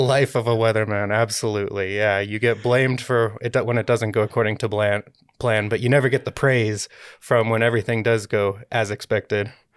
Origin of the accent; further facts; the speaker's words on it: United States; moved away as an adult; also born or lived in Colorado; now in Utah, United States; I grew up in the Lake Tahoe area